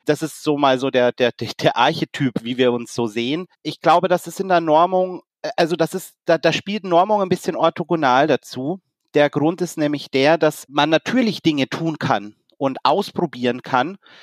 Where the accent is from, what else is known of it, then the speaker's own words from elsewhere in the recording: Germany; als Deutsche